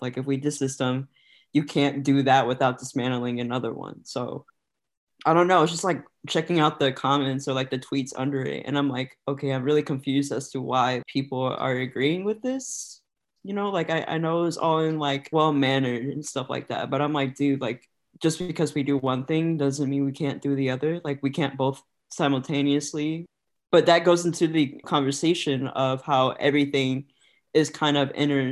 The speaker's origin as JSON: {"language": "English", "town": "Des Moines", "region": "Iowa", "country": "United States", "tie": "born or raised there", "also_born_or_lived": "Connecticut", "said": "I was born and raised here in Des Moines, Iowa. Pretty much lived here for almost all my life"}